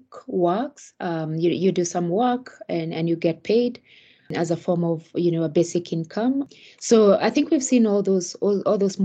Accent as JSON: {"language": "English", "country": "Kenya", "said": "I am Kenyan. I'm African Kenyan, to be specific."}